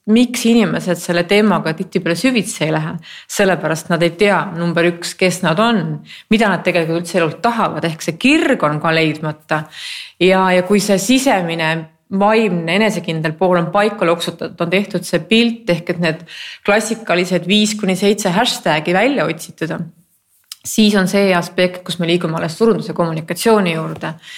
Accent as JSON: {"language": "Estonian", "country": "Estonia", "said": "ma ju olen eestlane"}